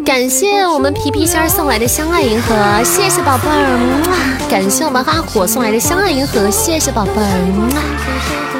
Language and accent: Chinese; Xi'an, Shaanxi, China; 作为一个西安人，我就只会做油泼面